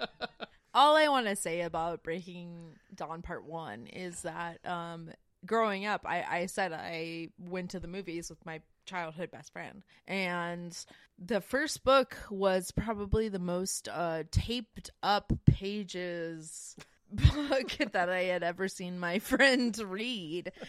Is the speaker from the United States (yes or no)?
yes; Winston-Salem, North Carolina, United States; I grew up in Winston Salem